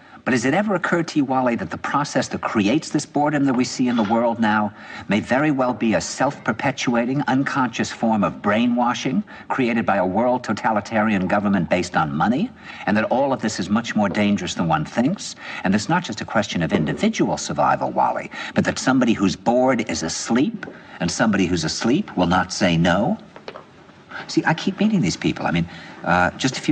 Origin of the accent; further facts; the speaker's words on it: New York, United States; "Where are you from?" And I said, "New York."